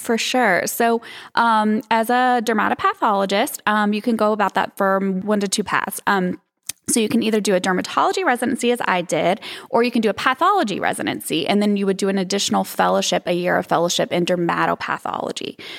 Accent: East End, Arkansas, United States; also born or lived in Hot Springs, Arkansas; I grew up in Arkansas, um, a little south of Little Rock in a teeny, teeny town called East End

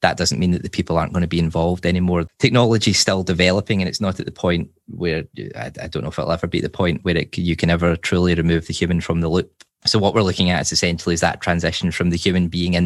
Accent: Glasgow, Scotland, United Kingdom; moved away as an adult; now in Sweden; I'm originally from Glasgow, and as you say, I've sort of been everywhere, I guess you could say. And my wife's Swedish, so that's how I ended up here

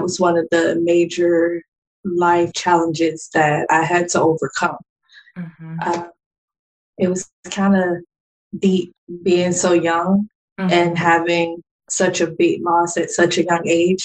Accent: Jacksonville, Florida, United States; moved away; I'm from Jacksonville, Florida, originally

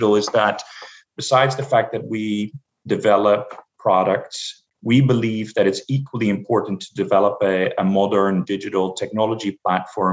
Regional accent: Amsterdam, North Holland, Netherlands; moved away as an adult; now in United States; I'm originally from Amsterdam, the Netherlands.

